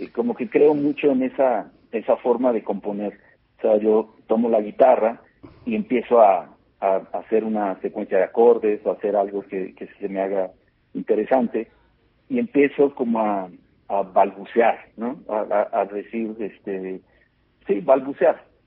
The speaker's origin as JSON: {"language": "Spanish", "country": "Mexico", "said": "como latinoamericanos, como mexicanos y latinoamericanos"}